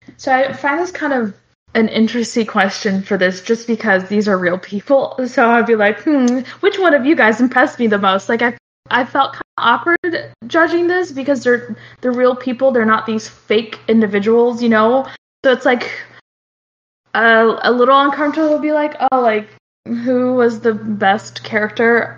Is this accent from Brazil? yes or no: yes; Brazil; now in United States; I, I, was born in Brazil, but I, I, do live in the states, obviously, and I've lived here longer than I have now um, than in Brazil.